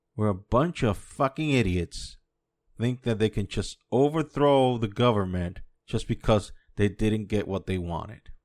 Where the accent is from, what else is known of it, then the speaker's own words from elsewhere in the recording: United States; now in Dominican Republic; I was born and raised in the States.